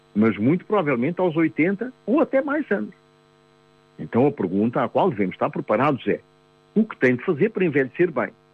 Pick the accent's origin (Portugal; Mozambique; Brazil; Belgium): Mozambique; eu nasci, em 1949, em Moçambique